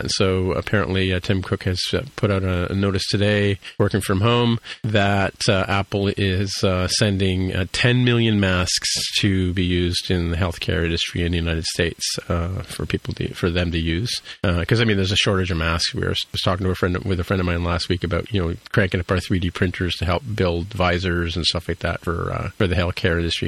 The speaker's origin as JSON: {"language": "English", "town": "Toronto", "region": "Ontario", "country": "Canada", "tie": "born or raised there", "said": "I grew up in Etobicoke"}